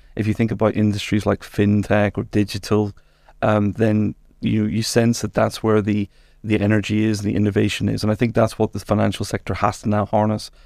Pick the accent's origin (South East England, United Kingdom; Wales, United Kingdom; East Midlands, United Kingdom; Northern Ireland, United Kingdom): Northern Ireland, United Kingdom; moved away as an adult; also born or lived in England; now in Luxembourg; I'm Northern Irish